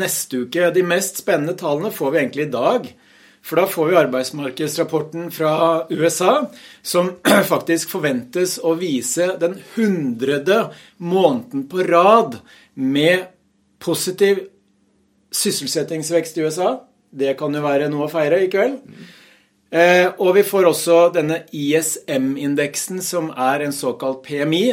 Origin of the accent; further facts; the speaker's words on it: Hamar, Innlandet, Norway; på fagspråket hjemme på Hamar